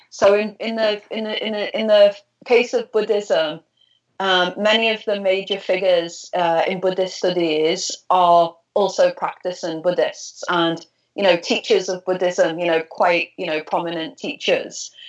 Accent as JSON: {"language": "English", "town": "Liverpool", "region": "North West England", "country": "United Kingdom", "said": "I'm from Liverpool. I'm from Liverpool, yeah, in ah. the northwest of England."}